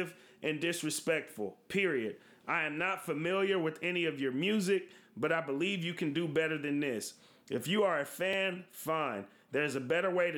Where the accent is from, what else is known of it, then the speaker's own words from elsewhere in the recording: West Coast, United States; we come from the West Coast where we grew up listening to some of the most vulgar rap